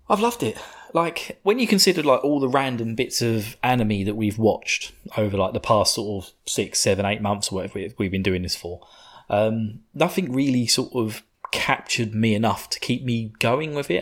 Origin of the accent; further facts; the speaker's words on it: United Kingdom; I'm a sadistic bastard being British